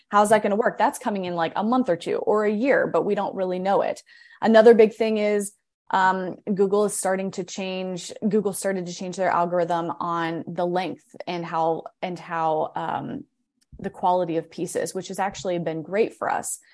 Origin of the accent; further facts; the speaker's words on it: Akron, Ohio, United States; now in Morgantown, United States; I'm kind of like a hybrid of um, from West Virginia and from Ohio because I grew up in Akron